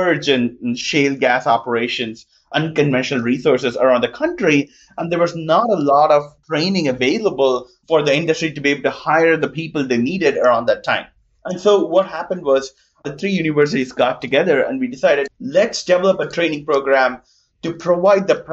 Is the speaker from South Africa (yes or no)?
no; India; moved away as an adult; also born or lived in New Jersey, United States; now in Austin, United States; I grew up in India, and I did a lot of my education in engineering in New Jersey